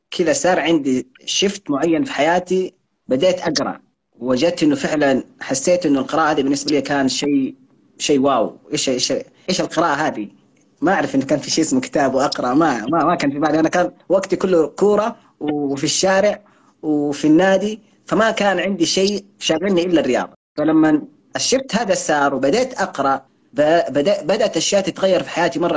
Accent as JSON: {"language": "Arabic", "region": "Hadhramaut", "country": "Yemen", "said": "انا انا انا حضرمي في بهذه الطريقه"}